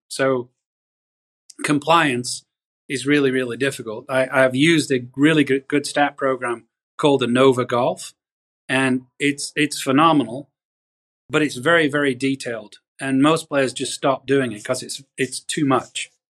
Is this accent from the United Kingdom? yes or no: yes; the north of England, United Kingdom; moved away as an adult; also born or lived in Pinehurst, North Carolina; now in United States; I grew up in Northern England, moved to America